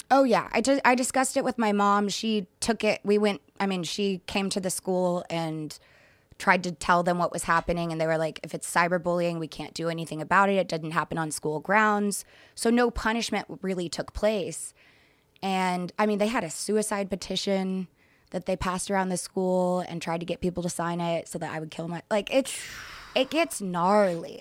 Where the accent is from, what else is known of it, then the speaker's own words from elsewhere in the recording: Dallas, Texas, United States; moved away; I grew up in Texas, Dallas, Texas